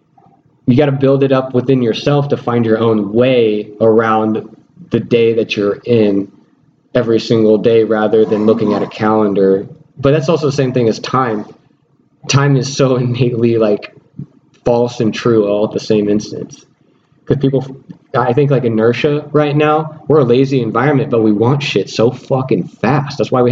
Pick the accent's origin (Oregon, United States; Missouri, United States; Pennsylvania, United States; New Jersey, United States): Missouri, United States; I'm from Missouri, show me.